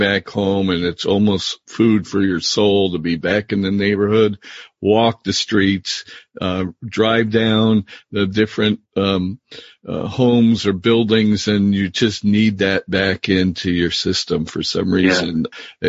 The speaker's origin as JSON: {"language": "English", "region": "New Jersey", "country": "United States", "moved": "yes", "said": "So you and I share the same state"}